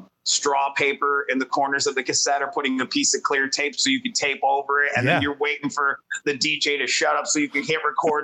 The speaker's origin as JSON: {"language": "English", "town": "Detroit", "region": "Michigan", "country": "United States", "tie": "born or raised there", "said": "we grew up in the city"}